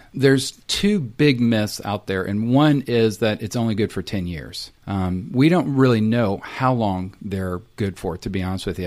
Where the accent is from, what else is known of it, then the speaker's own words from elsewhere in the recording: Texas, United States; also born or lived in Tennessee / Salt Lake City, Utah / Austin, Texas; I'm a Texan, so grew up in Texas